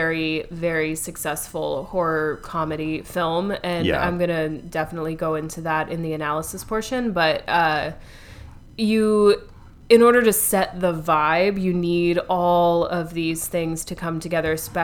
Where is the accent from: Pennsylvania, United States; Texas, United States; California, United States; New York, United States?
New York, United States; As a New Yorker